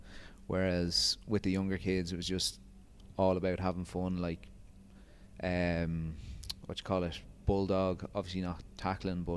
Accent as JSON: {"language": "English", "town": "Rathcoole", "region": "Leinster", "country": "Ireland", "also_born_or_lived": "Ras Al Khaimah, United Arab Emirates / Twickenham, London", "moved": "as an adult", "lives_now": "Dubai, United Arab Emirates", "said": "I'm from Dublin, just on the outskirts, a little place called Rathcoole."}